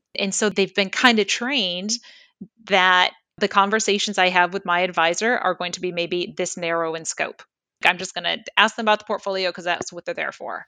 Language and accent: English; Michigan, United States; now in Lehigh Valley, United States; I grew up in Michigan and then came here, as mentioned, in, in two thousand three